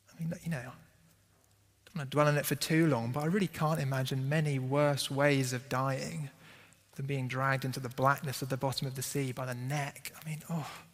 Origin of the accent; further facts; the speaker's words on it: United Kingdom; we're British and we don't like confrontation